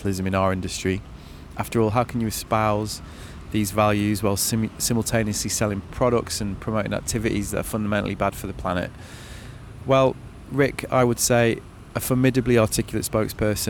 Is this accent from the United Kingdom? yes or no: yes; Manchester, North West England, United Kingdom; That's my hometown, actually.